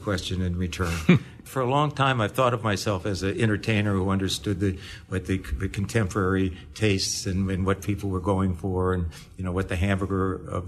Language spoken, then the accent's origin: English; Detroit, Michigan, United States; I was brought up in Detroit.